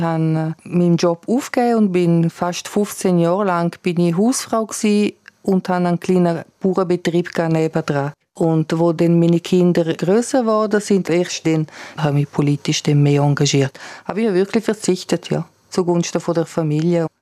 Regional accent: Bregaglia, Graubünden, Switzerland; weil wir in Bergell wohnen und die Schule dann im Engadin oder in Kur ist

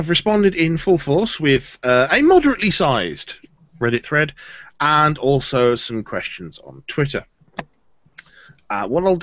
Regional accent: Bolton, North West England, United Kingdom; I was born in Bolton

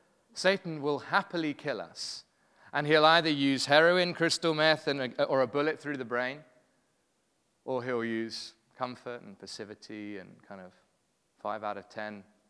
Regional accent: London, United Kingdom; now in Cape Town, South Africa; Really happy to be here. I'm from London originally, but have been in Cape Town for the last almost 8 years.

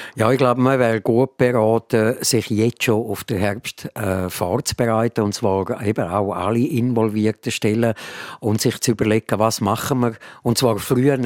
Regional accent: Switzerland; wir sind alle äh, Schweizer Bürger und, und können hier leben

